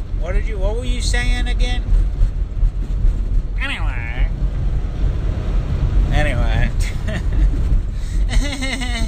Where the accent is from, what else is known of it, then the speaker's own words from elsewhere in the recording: Michigan, United States; I am from Michigan